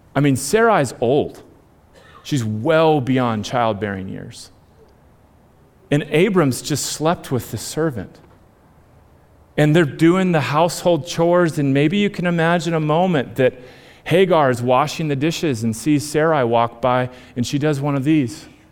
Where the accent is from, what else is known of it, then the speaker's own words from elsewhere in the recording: United States; I am born and bred in America in the 21st century